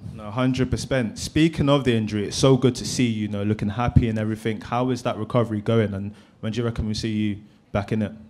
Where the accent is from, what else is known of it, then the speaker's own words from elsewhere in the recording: London, United Kingdom; growing up in South London